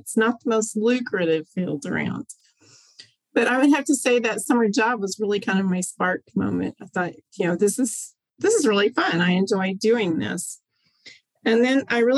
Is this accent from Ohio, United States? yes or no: no; Oklahoma, United States; also born or lived in Idaho; I grew up mostly in Oklahoma. I was born in Idaho, but was living in Oklahoma by the time I was five